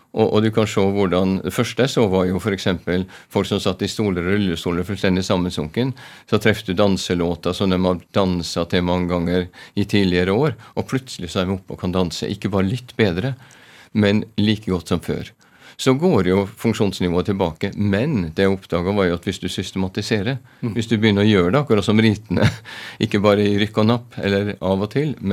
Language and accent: Norwegian; Trondheim, Trøndelag, Norway; also born or lived in Ålesund; Jeg har røtter på Vestlandet, men eh, jeg vokste opp for de fleste av skoleårene. Jeg eh, var i Trondheim, men første førskole var i eh, Ålesund.